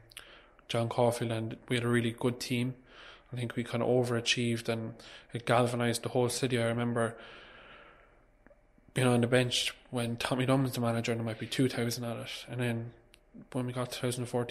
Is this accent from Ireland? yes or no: yes; Cork, Munster, Ireland; I grew up in Douglas